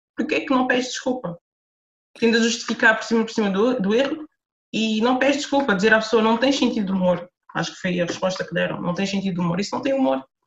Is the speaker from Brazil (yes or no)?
no; Lisbon, Portugal; moved away as an adult; also born or lived in Amadora / France; eu sou de Lisboa, nasci e cresci em Lisboa, uh, morei a maior parte da minha vida eh, na Amadora